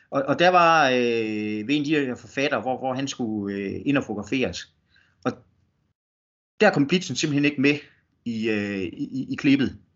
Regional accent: West Jutland, Denmark; de så opdager, at jeg kommer fra Vestjylland. Øh, de, de tænker ikke på, at, at, at, at der findes noget uden for Storkøbenhavn.

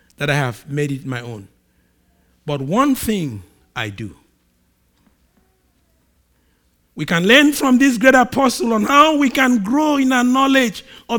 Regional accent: Nigeria; I'm a Nigerian, so just, I'm a Nigerian and we behave strange

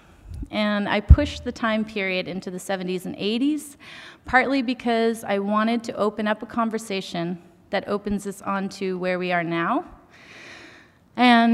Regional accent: Beausoleil First Nation, Ontario, Canada; I am Anishinaabe Kwe from Beausoleil First Nation

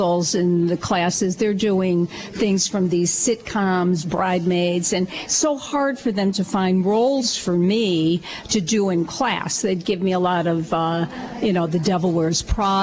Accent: Waterbury, Connecticut, United States; I grew up in the north end of Waterbury, and it's, my heart is still there.

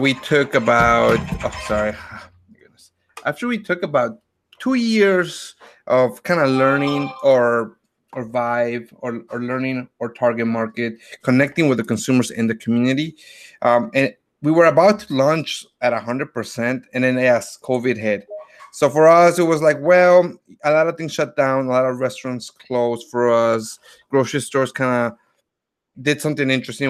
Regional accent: Grand Rapids, Michigan, United States; also born or lived in Mexico City, Mexico; I was born in Mexico, but also raised in Grand Rapids

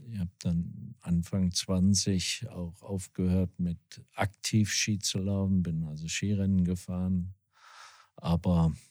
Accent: Wetzlar, Hesse, Germany; moved away; also born or lived in Switzerland / Herborn; bin gebürtiger Wetzlarer, also mitten aus Hessen und bin da aufgewachsen, bin viele Jahre im Internat gewesen in der Schweiz

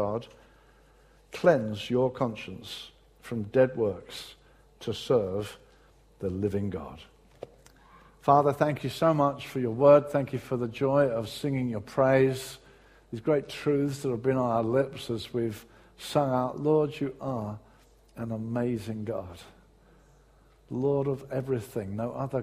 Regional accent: Brighton, South East England, United Kingdom; moved away; in my hometown of Brighton, when I was living there

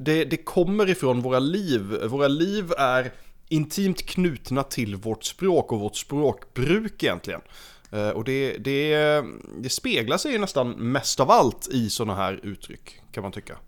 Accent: Sweden; som svensk

